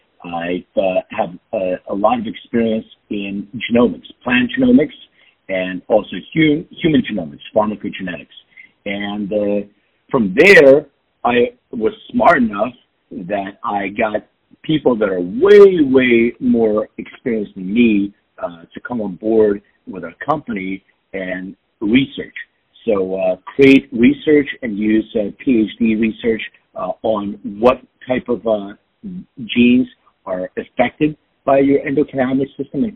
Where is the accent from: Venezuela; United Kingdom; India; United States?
United States; Philadelphia, Pennsylvania; moved away as an adult; now in Los Angeles, United States; I'm from Philadelphia, and it brought me